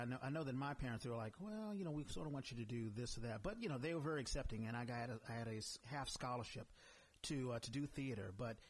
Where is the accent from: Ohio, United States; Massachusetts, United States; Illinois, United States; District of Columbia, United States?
District of Columbia, United States; Washington; now in San Francisco Bay Area, United States; I grew up in Washington, D.C.